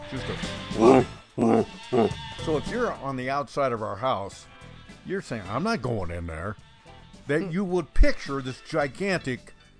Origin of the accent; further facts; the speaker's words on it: Bend, Oregon, United States; I grew up in Central Oregon, Bend.